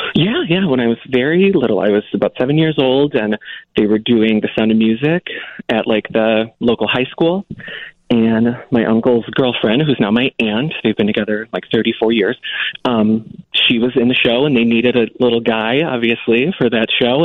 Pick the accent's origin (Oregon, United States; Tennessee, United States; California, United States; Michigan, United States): Michigan, United States; Fraser; The Detroit area, Greater Detroit. Um, I grew up in Fraser.